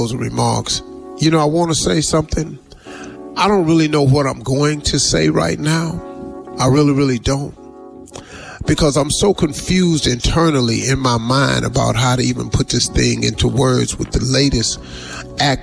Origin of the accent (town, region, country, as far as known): United States